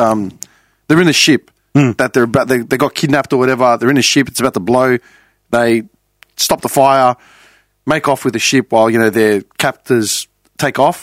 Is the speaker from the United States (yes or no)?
no; Australia; This is the only country in the world where I'm considered a Greek. When I go to Greece, I'm an Australian